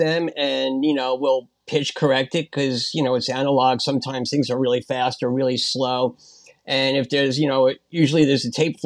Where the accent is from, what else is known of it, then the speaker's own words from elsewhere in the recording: Long Island, New York, United States; I grew up on Long Island